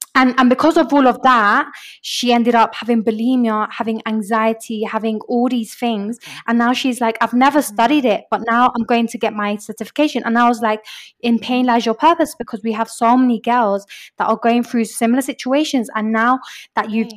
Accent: London, United Kingdom; moved away as an adult; now in Medellín, Colombia; I grew up in London and I came to spend one year in Medellin in Medellin, Colombia.

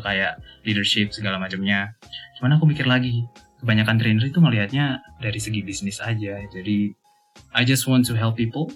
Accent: Malang, East Java, Indonesia; first language Javanese; Indonesian is a second language; moved away; also born or lived in Australia; Aku asli Malang

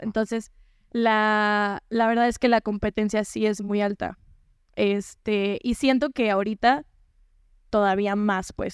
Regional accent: Zapotlanejo, Jalisco, Mexico; Acutlanejo es mi pueblo

